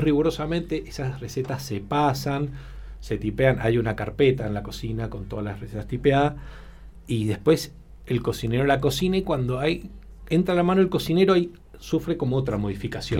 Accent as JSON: {"language": "Spanish", "country": "Argentina", "also_born_or_lived": "Spain / Tokyo, Japan", "moved": "as an adult", "said": "siendo argentino"}